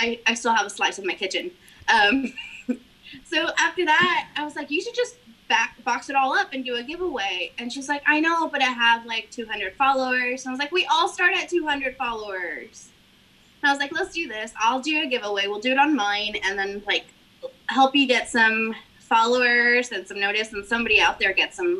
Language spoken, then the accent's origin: English; McAllen, Texas, United States; born there; I was born in McAllen. By accident, because my mom decided she was going to take one last trip to visit her family in Corpus Christi. Well, she was still living in Mexico with my dad.